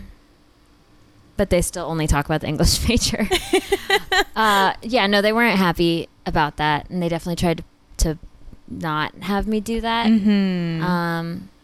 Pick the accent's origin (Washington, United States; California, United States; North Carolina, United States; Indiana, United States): Indiana, United States; Columbus; born or raised there; also born or lived in South Carolina; now in New York, United States